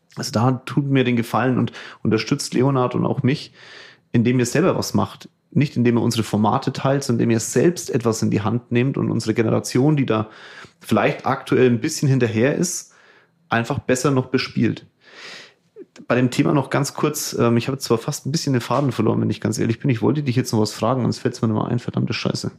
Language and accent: German; Germany; bei uns in Deutschland